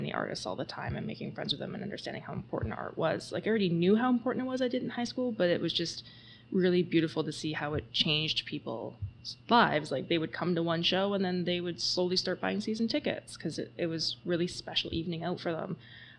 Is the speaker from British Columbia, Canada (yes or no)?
yes; Ladysmith, British Columbia, Canada; I grew up locally. I grew up in Ladysmith